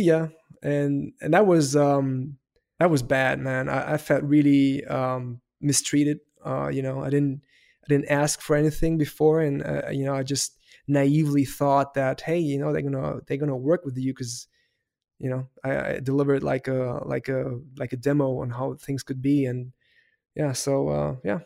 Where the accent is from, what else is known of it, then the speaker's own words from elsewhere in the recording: Heidelberg, Baden-Württemberg, Germany; first language German; English is a second language; I was raised in Heidelberg, so that's in southern part of Germany